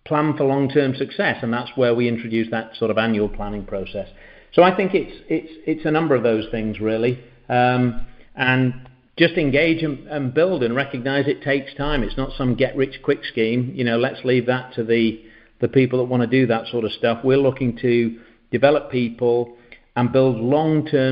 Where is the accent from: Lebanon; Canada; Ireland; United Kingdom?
United Kingdom; England; moved away as an adult; now in Uruguay; I'm from England. I'm from the UK, and we've been over here now for 7 years